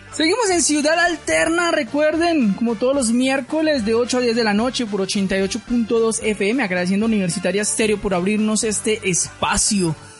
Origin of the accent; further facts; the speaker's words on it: Colombia; si vivo en este país, pues soy ciudadano colombiano